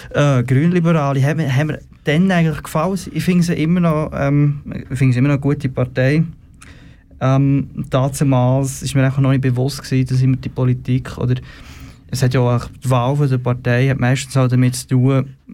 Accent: Bern, Switzerland; Wobei in Zürich, wir, wir sind Berner, und in Bern meint man immer, sie sind Zürcher, also von dem her, oder ein Aargauer.

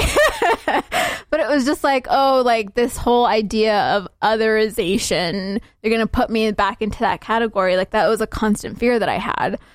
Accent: Salt Lake City, Utah, United States; also born or lived in Somalia; I'm from Salt Lake," because that is where I'm from. That's, this is where I've been living for the last twenty-three years of my life. This is where I grew up

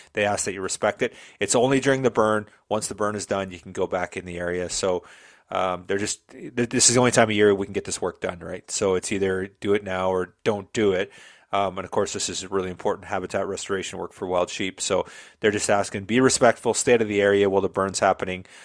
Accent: Southern Alberta, Canada; born and bred in Southern Alberta, grew up on a farm in the middle of nowhere.

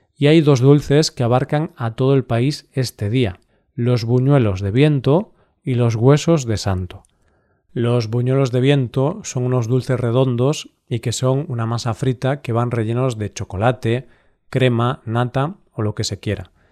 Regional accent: Galicia, Spain; Mi tierra tiene una gran tradición celta

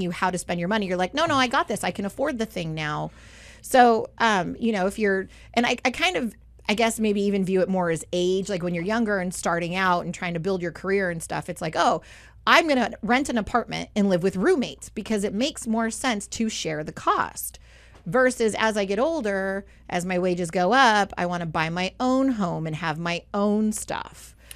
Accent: Southern California, United States; growing up in Southern California

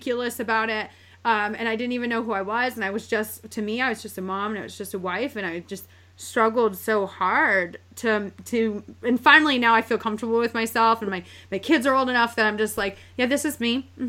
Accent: upstate New York, United States; moved away as an adult; I literally grew up in upstate New York.

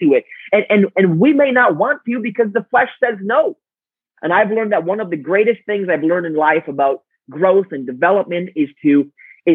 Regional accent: Romania; moved away; we grew up in a communist country. I was born in Romania during communism

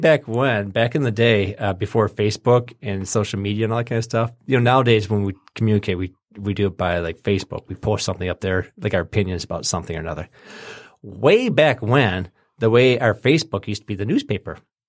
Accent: Lake Orion, Michigan, United States; we grew up in Lake Orion, or we lived in Lake Orion for a while there, and they built this the GM plant pretty close to our house.

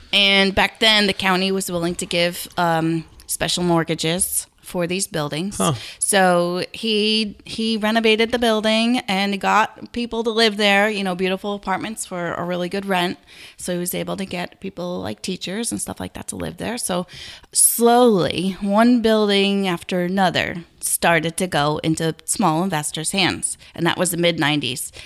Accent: Garrison, New York, United States; I grew up in Garrison

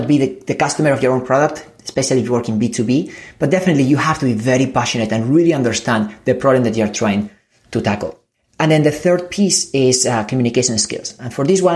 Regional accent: Spain; English is a second language; moved away; I come from Spain. I'm an immigrant.

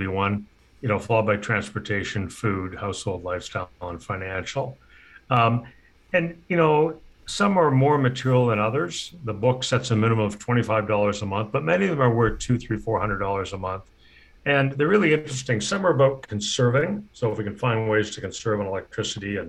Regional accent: Canada; moved away as an adult; now in United States; I'm a Canadian and recently moved to the US

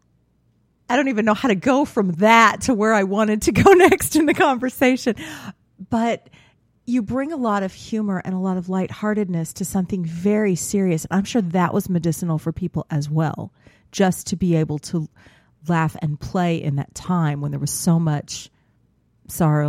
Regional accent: Houston, Texas, United States; I grew up in the Houston area

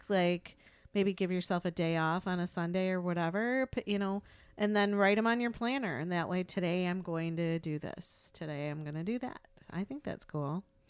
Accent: United States; as an American

